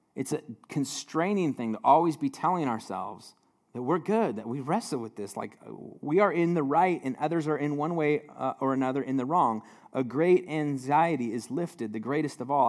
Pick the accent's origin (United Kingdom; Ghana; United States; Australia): United States; as an American, living in a hyper individualized society